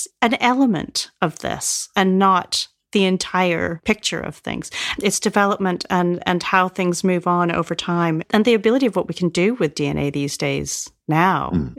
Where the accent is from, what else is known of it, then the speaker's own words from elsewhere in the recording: Canada; now in United Kingdom; So I grew up in Canada, but we would come across here and we would go and stay in Rosebank on the Isle of Wight.